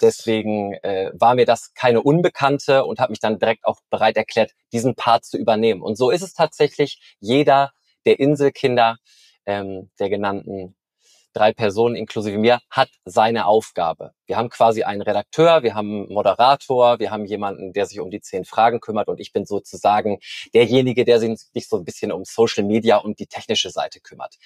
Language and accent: German; Norderney, Lower Saxony, Germany; Ich bin auf Norderney geboren und aufgewachsen